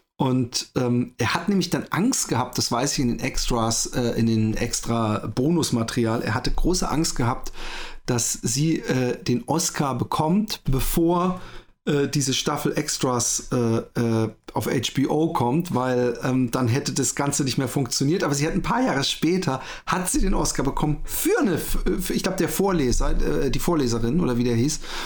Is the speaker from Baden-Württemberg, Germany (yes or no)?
yes; Waldbronn, Baden-Württemberg, Germany; Ich bin ja in Waldbronn äh, aufgewachsen, das ist so ein bisschen äh, bei Karlsruhe da um die Ecke.